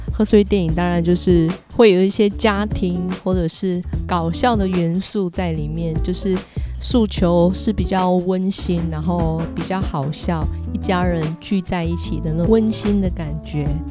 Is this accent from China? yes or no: no; Kaohsiung, Taiwan; 在我的故乡台湾高雄那边